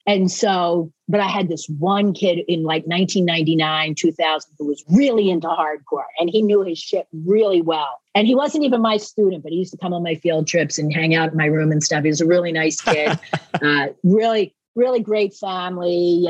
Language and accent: English; Philadelphia, Pennsylvania, United States; accent: hybrid of Philadelphia and Boston; now in Boston, United States; Yeah, I have this like crazy hybrid of Philadelphia and Boston that voice recognition cannot